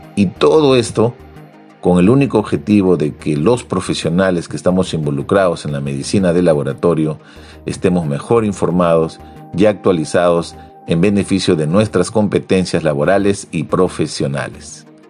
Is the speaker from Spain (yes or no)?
no; Peru; En mi país, en el, Perú